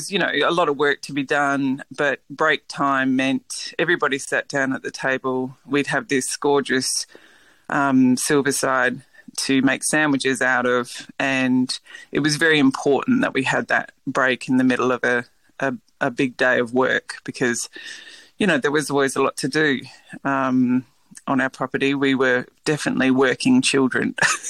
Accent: Western Australia, Australia; So I grew up in the Swan Valley with a big family, and it's a very warm climate.

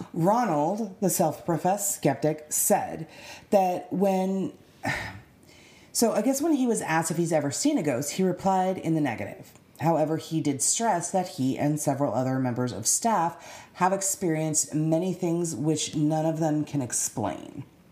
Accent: United States; But I'm an American

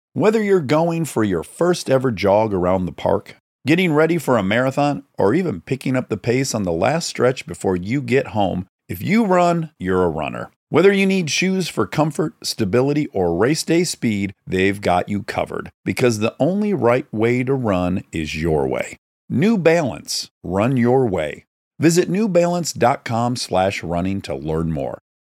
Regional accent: Michigan, United States; I'm from Michigan

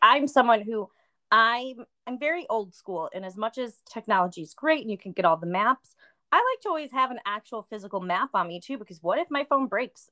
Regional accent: Buffalo, New York, United States; moved away; I'm from Buffalo, New York originally

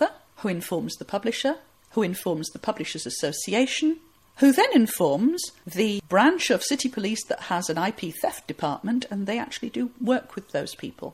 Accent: Huddersfield, Yorkshire and the Humber, United Kingdom; my hometown of Huddersfield

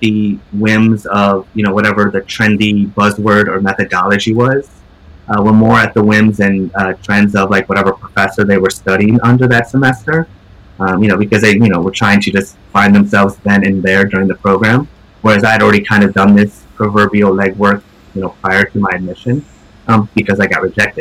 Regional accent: upstate New York, United States; moved away as an adult; now in New York City, United States; living in my hometown in upstate New York

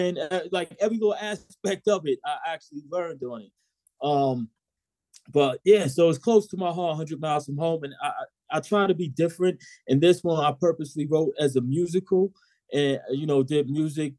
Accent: New York City, New York, United States; I'm from Southside Queens

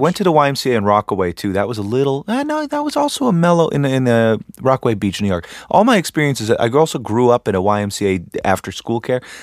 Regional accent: Canada; I'm from Canada

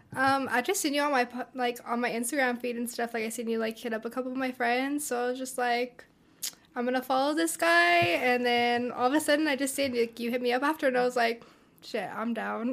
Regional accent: Pueblo, Colorado, United States; I'm from here. I'm from Pueblo, Colorado. Um, I've been raised here all my life

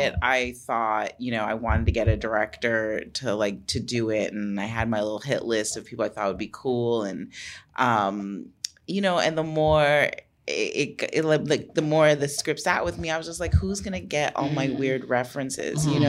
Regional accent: Jamaica; We're both Jamaican. We both had the exact same birth date.

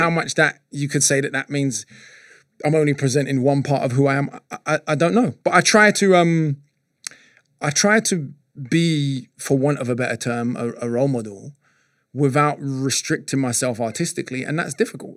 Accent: London, United Kingdom; I'm coming from North London, sort of Archway, Holloway, Camden

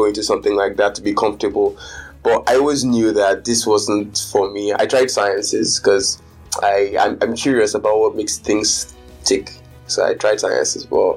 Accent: Lagos, Nigeria; I've spent most of my life in Lagos, so I consider myself more of a Lagos person

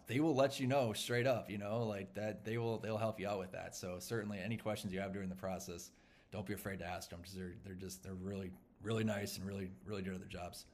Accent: Champaign, Illinois, United States; now in Minneapolis, United States; my hometown in Champaign, Illinois

